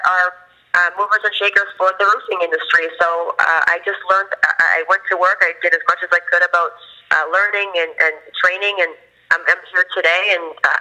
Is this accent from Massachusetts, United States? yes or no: yes; Boston, Massachusetts, United States; now in Florida, United States; I'm from Boston originally.